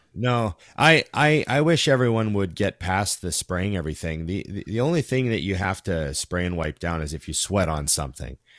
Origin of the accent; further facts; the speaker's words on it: Canada; we're Canadian too